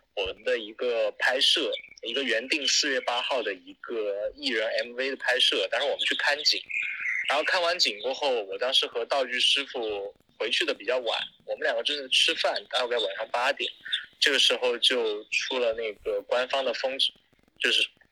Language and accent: Chinese; Chengdu, Sichuan, China; now in Shanghai, China; 他是我老家的人，就成都那边的人